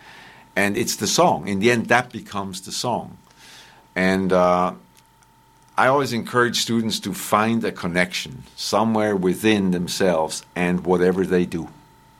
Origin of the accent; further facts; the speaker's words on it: Bern, Switzerland; first language Bernese German; English is a second language; moved away as an adult; also born or lived in South Carolina; I grew up in Bern, right next to the depot